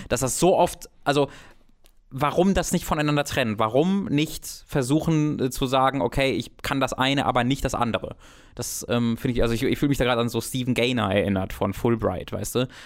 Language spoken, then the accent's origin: German; a village near Kevelaer, North Rhine-Westphalia, Germany; Kevela, ein Wallfahrtsort, also der ist in der Nähe von meinem Heimatdorf